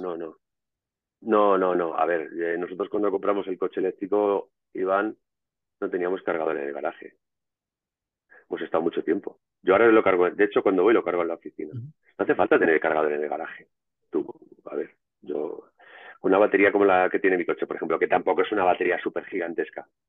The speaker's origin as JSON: {"language": "Spanish", "town": "Madrid", "region": "Community of Madrid", "country": "Spain", "tie": "born or raised there", "said": "donde yo me crié en Madrid"}